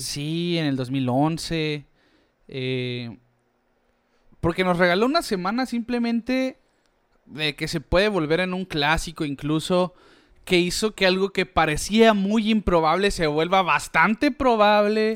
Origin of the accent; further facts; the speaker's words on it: Mexico; nosotros como mexicanos